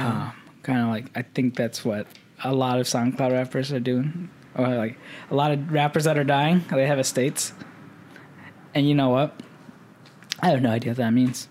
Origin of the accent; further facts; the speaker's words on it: Midwest, United States; growing up in the Midwest